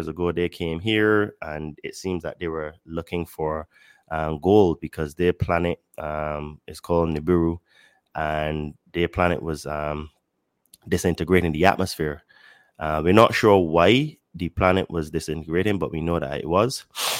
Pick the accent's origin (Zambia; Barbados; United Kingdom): Barbados; now in Mexico; I live in Mexico, but I'm originally from Barbados.